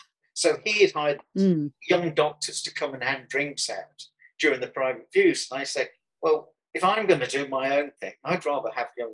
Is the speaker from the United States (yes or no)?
no; Birmingham, West Midlands, United Kingdom; Well, that's one of the beauties of coming from Birmingham. You can be mistaken for an Aussie.